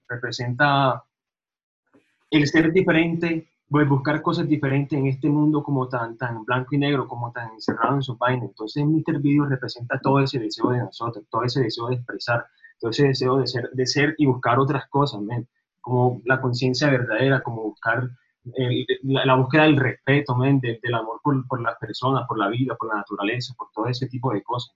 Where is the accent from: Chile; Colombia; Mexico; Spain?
Colombia; Montería, Córdoba; now in Medellín, Colombia; yo soy de las Sabanas Cordobesas, de Montería Córdoba